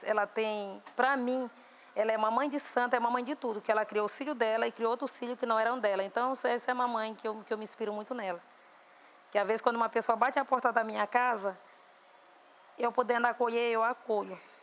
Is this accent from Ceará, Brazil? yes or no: no; Viana, Maranhão, Brazil; em Viana, num lugar chamado Bandeirante, que é um lugar mais retirado, que é a zona mais rural de Viana, que foi justamente onde eu nasci